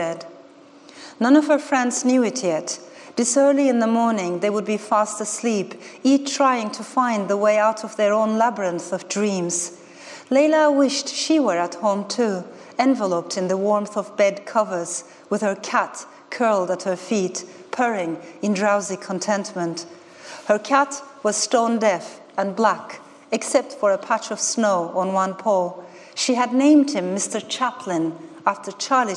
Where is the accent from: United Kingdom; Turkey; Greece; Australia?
Turkey; Ankara; moved away; also born or lived in Strasbourg, France; This was my maternal grandmother's neighborhood in the middle of Ankara. I grew up without seeing my father, and I was raised by two women, my mother and my grandmother